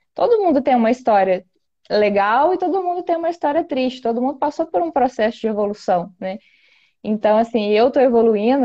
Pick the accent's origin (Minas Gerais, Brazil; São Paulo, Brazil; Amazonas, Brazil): Minas Gerais, Brazil; Campos Gerais; eu nasci e fui criada em zona rural